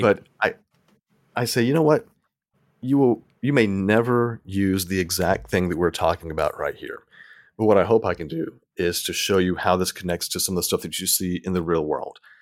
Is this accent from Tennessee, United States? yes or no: yes; Tennessee, United States; moved away as an adult; also born or lived in Mississippi; now in Texas, United States; I grew up in Tennessee